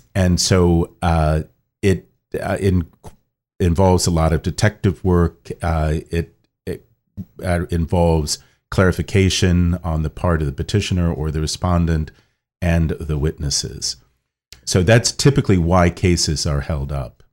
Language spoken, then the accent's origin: English; Kettering, Ohio, United States; moved away as an adult; also born or lived in Rome, Italy; now in Washington, D.C., United States; born in Kettering, Ohio, and that's in the Archdiocese of Cincinnati